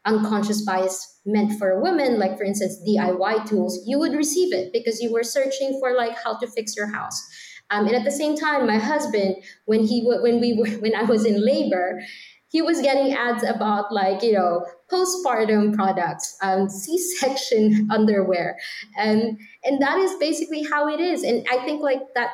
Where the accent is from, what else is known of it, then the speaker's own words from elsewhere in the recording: Philippines; moved away; I'm from the Philippines